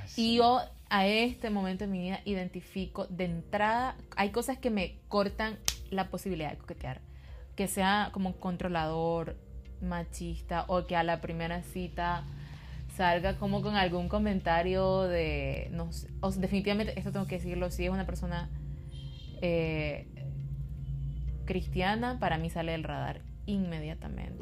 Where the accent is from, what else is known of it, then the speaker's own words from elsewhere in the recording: Nicaragua; como centroamericanas, como nicaragüenses